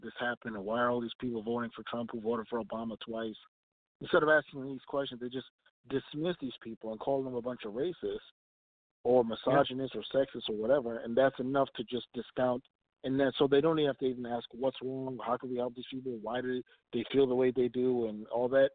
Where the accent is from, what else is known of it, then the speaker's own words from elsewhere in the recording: Minnesota, United States; I'm from Minnesota, and this is a dark blue state